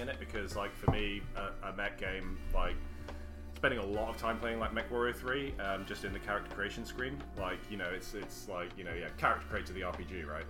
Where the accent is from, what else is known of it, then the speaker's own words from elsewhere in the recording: North Wales, United Kingdom; I grew up in North Wales in the country